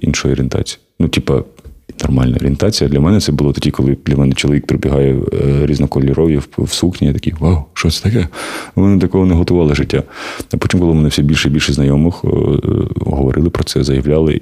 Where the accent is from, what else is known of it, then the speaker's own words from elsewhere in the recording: Kharkiv, Kharkiv Oblast, Ukraine; Я з Харкова.